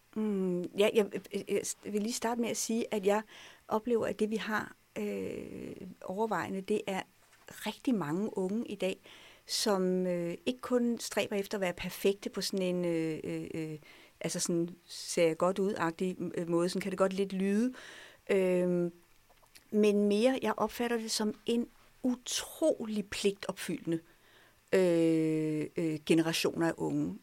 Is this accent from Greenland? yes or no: no; France; now in Denmark; Jeg voksede op i Frankrig. Jeg er gået i fransk skole i mange år